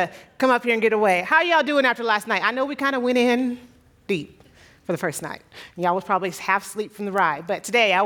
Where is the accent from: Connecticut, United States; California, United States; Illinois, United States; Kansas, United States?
California, United States; San Diego; moved away as an adult; now in Monrovia, United States; I grew up, born and raised in San Diego